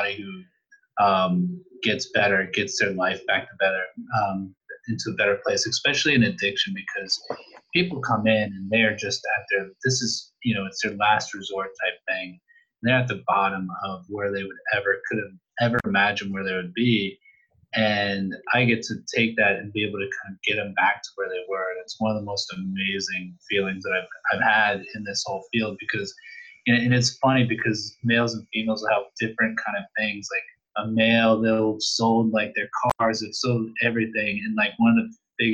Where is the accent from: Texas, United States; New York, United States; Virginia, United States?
Virginia, United States; Northern; also born or lived in Caribbean; now in Richmond, United States; I grew up in Northern Virginia, actually. So right now I'm in Richmond